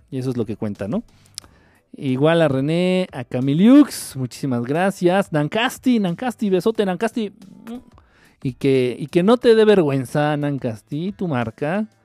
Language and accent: Spanish; Argentina; accent: Argentine; ya te voy a llamar así, escuchas mi acento argentino. A mí me encanta.